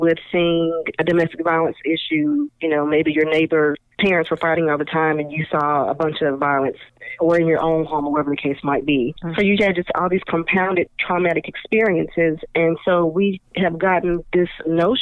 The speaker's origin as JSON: {"language": "English", "region": "California", "country": "United States", "tie": "born or raised there", "said": "I'm from California, we used to do earthquake drills"}